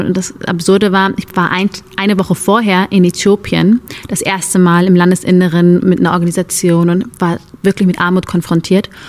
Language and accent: German; Germany; Ich bin hier aufgewachsen, ich bin hier zur Schule gegangen